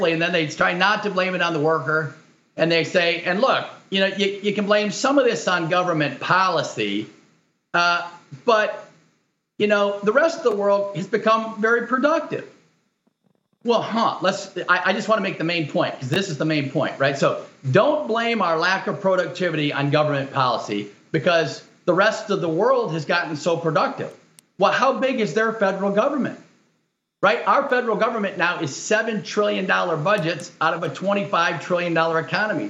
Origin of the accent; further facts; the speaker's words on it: Detroit, Michigan, United States; I was born in Detroit, and I'm a Michigander and grew up there and went to college there